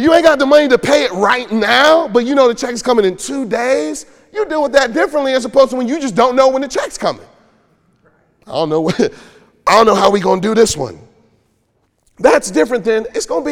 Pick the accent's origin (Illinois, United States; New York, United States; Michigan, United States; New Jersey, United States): Michigan, United States; Detroit; I grew up in Detroit